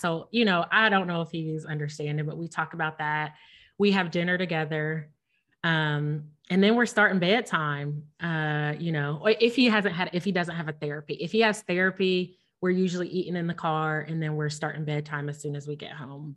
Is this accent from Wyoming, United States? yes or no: no; Ohio, United States; moved away as an adult; now in Missouri, United States; we lived in Ohio, which we're both from Ohio. We both have family, friends, like our, we just talked about me going to Ohio State, like our roots are in Ohio